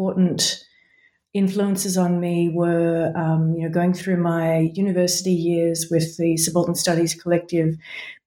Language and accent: English; Sydney, New South Wales, Australia; moved away as an adult; also born or lived in Melbourne, Australia; now in Heidelberg, Germany; I grew up in Sydney, Australia